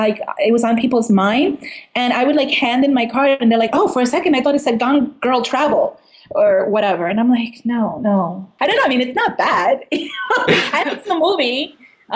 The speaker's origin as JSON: {"language": "English", "town": "New York City", "region": "New York", "country": "United States", "said": "Even as a New Yorker"}